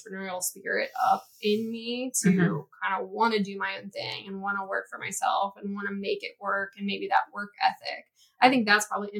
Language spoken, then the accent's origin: English; Martins Ferry, Ohio, United States; I'm from a really small town, foothills of the Appalachian Mountains